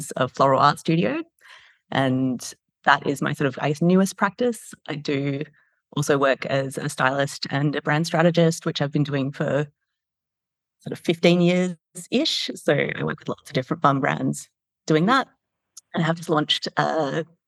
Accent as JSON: {"language": "English", "town": "Perth", "region": "Western Australia", "country": "Australia", "tie": "born or raised there", "also_born_or_lived": "London", "moved": "as an adult", "lives_now": "Sydney, Australia", "said": "I grew up in Perth"}